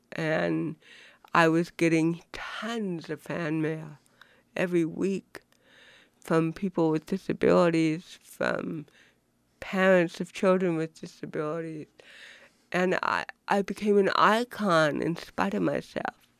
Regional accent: Buffalo, New York, United States; I was born in Buffalo, New York, in nineteen fifty-six

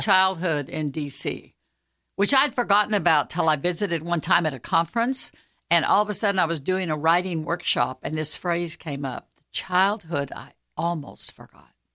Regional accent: Fort Worth, Texas, United States; Fort Worth is my hometown

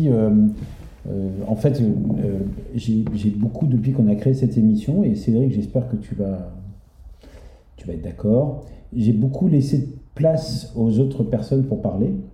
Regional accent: Brittany, France

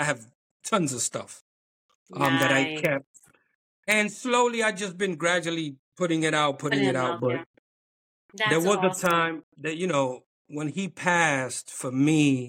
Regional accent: New York City, New York, United States; moved away as an adult; now in Pennsylvania, United States; I'm originally from New York, born and raised in Harlem

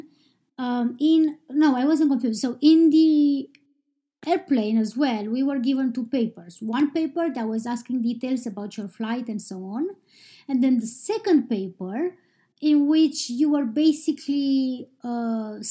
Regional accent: Romania; now in Iceland; I am from Romania, but I live in Iceland

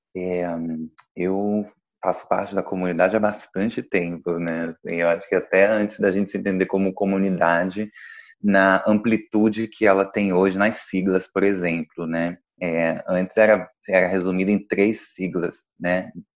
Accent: Duque de Caxias, Rio de Janeiro, Brazil; Eu sou do Rio de Janeiro, sou de Duque de Caxias

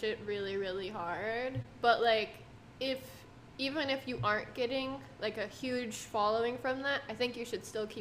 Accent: Vail, Colorado, United States; now in Phoenix, United States; I'm from Colorado originally.

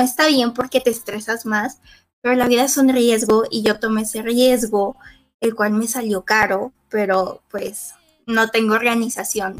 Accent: Mexico

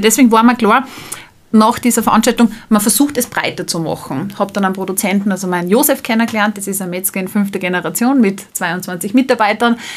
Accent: Salzburg, Austria; Ich selbst komme aus Salzburg

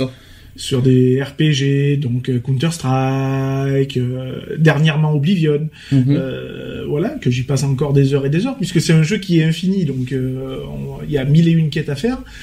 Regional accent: Vaucluse, Provence-Alpes-Côte d'Azur, France; on est on est majoritairement tous des Vauclusiens

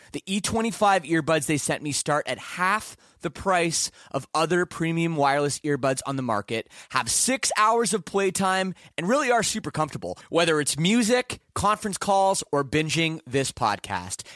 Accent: Canada; I'm from Canada

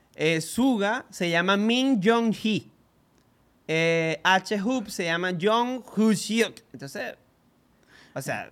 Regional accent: Venezuela; nosotros somos venezolanos

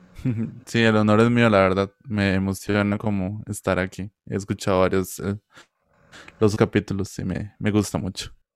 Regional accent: Cachí, Cartago, Costa Rica; yo soy de Cachí de Cartago

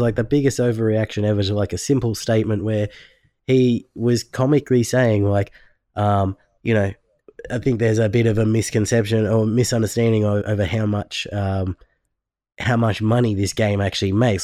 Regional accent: Australia; I'm from Australia

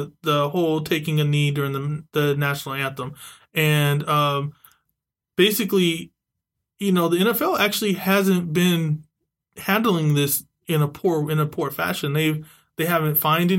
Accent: San Diego, California, United States; now in Bay Area, United States; I was actually a Mira Mesa Charger. I actually wore the blue and gold. I'm from San Diego. It was a big deal to actually be the hometown team in my Pop Warner.

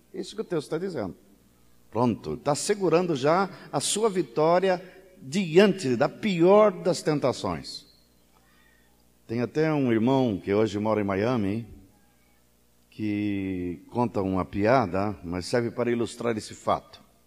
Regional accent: São Paulo, Brazil; moved away; eu sou paulista

